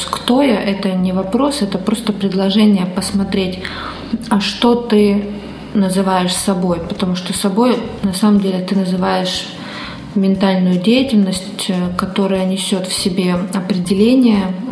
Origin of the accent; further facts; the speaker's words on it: Caracas, Capital District, Venezuela; что я из Венесуэлы, что я родился в столице моей страны, в Каракасе.